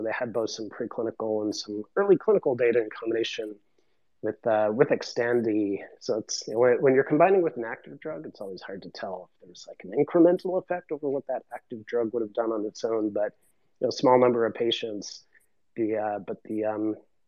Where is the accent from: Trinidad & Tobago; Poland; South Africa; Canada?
Canada; Eastern Canada; I'm from Eastern Canada